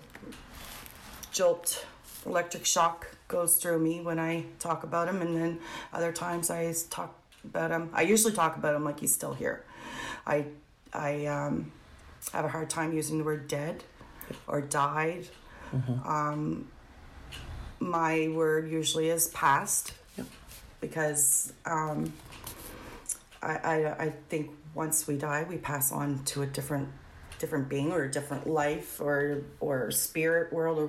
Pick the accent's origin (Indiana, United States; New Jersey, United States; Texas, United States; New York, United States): Indiana, United States; Gary; grew up in the area, and I grew up in Gary.